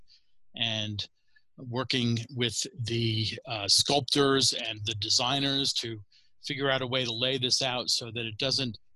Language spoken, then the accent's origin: English; outside of New York City, United States; as a kid growing up outside of New York City